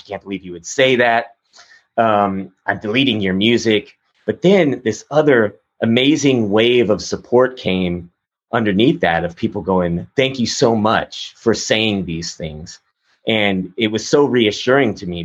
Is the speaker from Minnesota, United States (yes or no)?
no; Texas, United States; growing up in Texas, I mean, I have a sort of conservative background